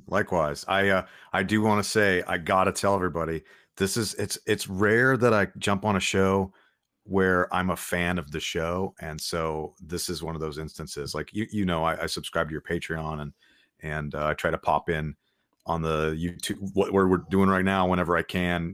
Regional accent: Los Angeles, California, United States; moved away as an adult; now in Nashville, United States; Angelino native L A guy

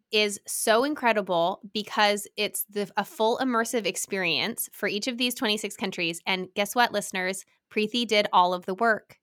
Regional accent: Salt Lake City, Utah, United States; moved away; I grew up in Salt Lake

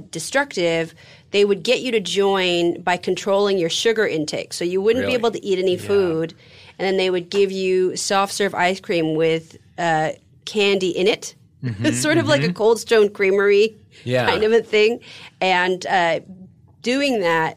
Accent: San Francisco, California, United States; I'm from San Francisco, 70s

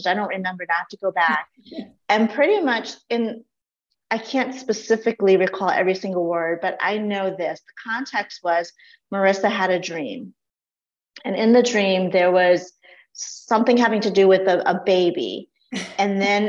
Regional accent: Laos; now in United States; I was not born in the US. I was born in Laos, and my family fled the country during the Vietnam era. And so we were refugees of war

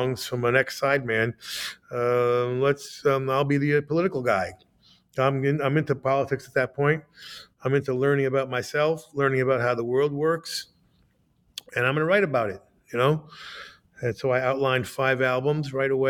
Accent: United States; also born or lived in New Jersey; I'm an American

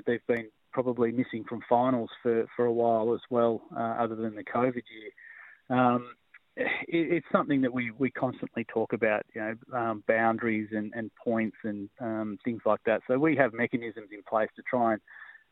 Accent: Victoria, Australia; now in Tasmania, Australia; I'm a Victorian.

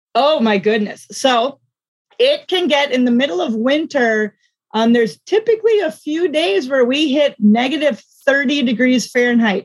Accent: South Dakota, United States; now in Duluth, United States; I actually grew up in South Dakota, but right now I live in Duluth, Minnesota

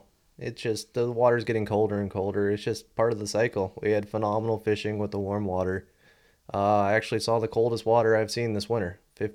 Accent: Redondo Beach, California, United States; Yeah, we're all from Redondo area.

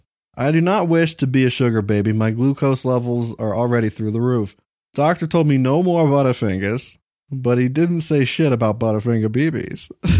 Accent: San Antonio, Texas, United States; I'm from right around San Antone.

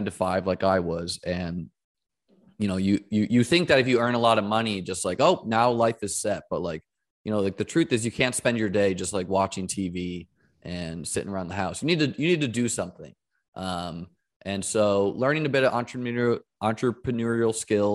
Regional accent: New Hampshire, United States; now in St. Petersburg, United States; I grew up in New Hampshire

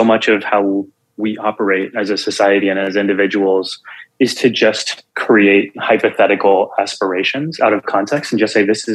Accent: South Texas, United States; I grew up in Texas to a Punjabi Sikh immigrant family. So we were the only kids in all of South Texas who wore turbans

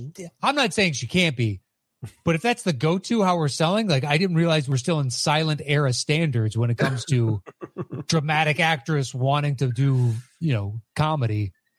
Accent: the South, United States; technically, I'm from the South, and I don't sound like it in the slightest.

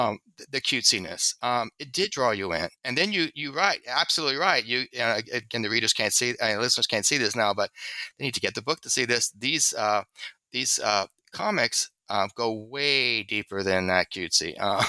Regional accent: Southern United States, United States; because I'm a Southerner, it also maybe I have a prejudice for that accessibility. He was speaking language that was natural to me

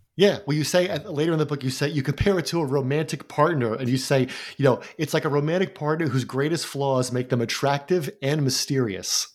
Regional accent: New Jersey, United States; my home state

